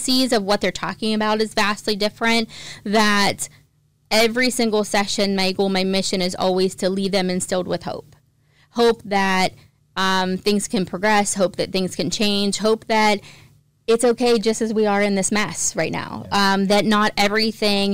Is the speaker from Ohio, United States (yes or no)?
yes; East Palestine, Ohio, United States; East Palestine is my hometown